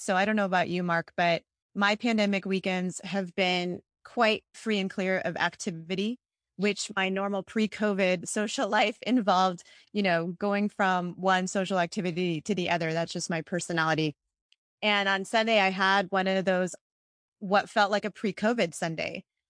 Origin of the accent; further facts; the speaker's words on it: India; Actually, I was born in India. My family was Christian and is Christian. And so 2% of India is Christian